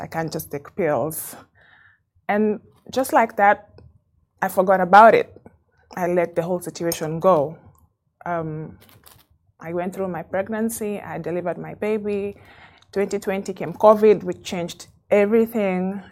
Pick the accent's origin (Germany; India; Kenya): Kenya; moved away as an adult; now in Dubai, United Arab Emirates; I have been in Dubai for 15 years. Um, I'm Kenyan